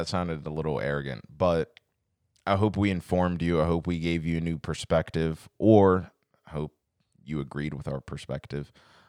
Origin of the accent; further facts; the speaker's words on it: United States; Well, we're American, so we do.